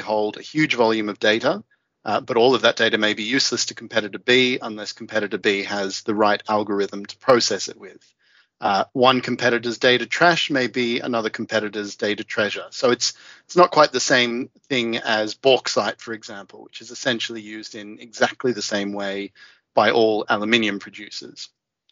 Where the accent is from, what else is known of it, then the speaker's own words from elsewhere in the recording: Australia; moved away; as an Australian